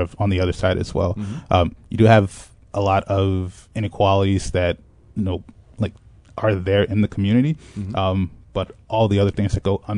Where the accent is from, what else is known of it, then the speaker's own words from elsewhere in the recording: Chicago, Illinois, United States; I grew up in Inglewood, which is on the south side of Chicago